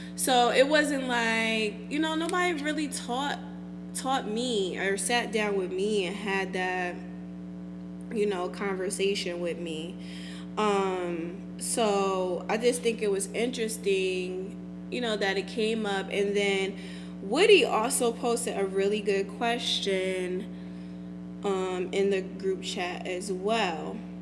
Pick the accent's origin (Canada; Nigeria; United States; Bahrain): Nigeria; I am Nigerian